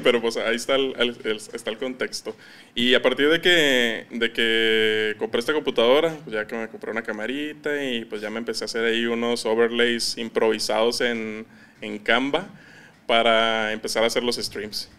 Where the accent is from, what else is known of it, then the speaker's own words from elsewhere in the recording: Ciudad Juárez, Chihuahua, Mexico; accent: norteño; also born or lived in Campeche, Mexico; tengo prácticamente toda mi vida viviendo en Ciudad Juárez, pero yo soy nacido en Campeche